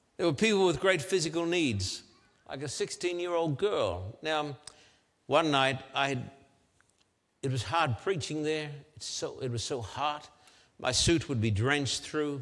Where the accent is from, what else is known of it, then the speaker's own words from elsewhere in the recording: Australia; I'm an Australian